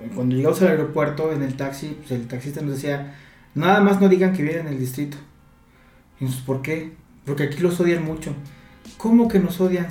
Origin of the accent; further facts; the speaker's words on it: Mexico City, Mexico; que somos de la Ciudad de México